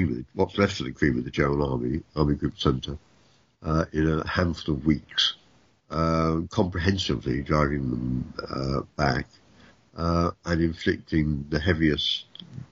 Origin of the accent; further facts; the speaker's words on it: United Kingdom; I'm British